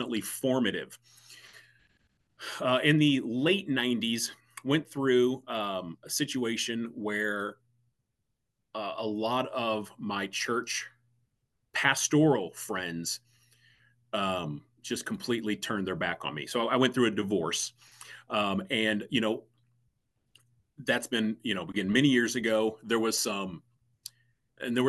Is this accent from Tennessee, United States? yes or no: no; St. Louis, Missouri, United States; I'm born and raised in the St. Louis area. So that's home.